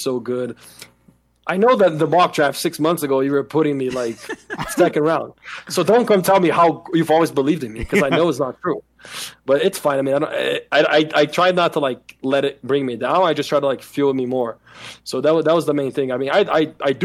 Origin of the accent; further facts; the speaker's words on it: Brazil; moved away; I'm from Brazil